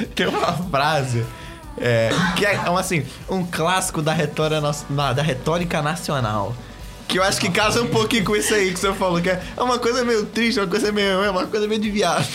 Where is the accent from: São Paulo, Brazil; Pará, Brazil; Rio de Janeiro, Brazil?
Rio de Janeiro, Brazil; São Gonçalo; eu sou lá de São Gonçalo